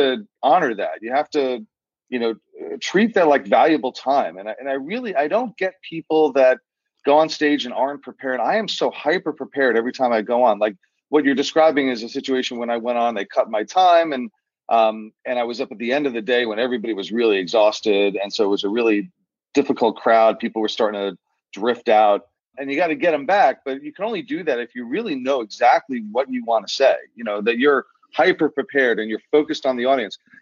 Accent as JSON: {"language": "English", "area": "Rockland County", "region": "New York", "country": "United States", "tie": "born or raised there", "also_born_or_lived": "Washington, D.C. / San Francisco", "said": "I grew up in Rockland. This is where my family came in the mid-70s. And I went to high school here"}